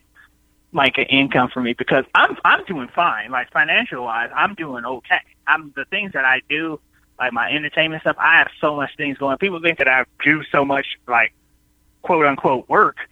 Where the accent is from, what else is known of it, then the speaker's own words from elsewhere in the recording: Chicago, Illinois, United States; moved away as an adult; I'm born and raised in Chicago, And I moved out of Chicago